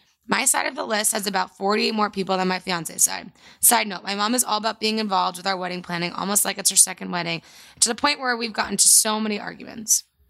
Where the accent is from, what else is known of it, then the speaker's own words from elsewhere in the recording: New Jersey, United States; So do I. I'm from Jersey and my fiancé is from Northeast PA.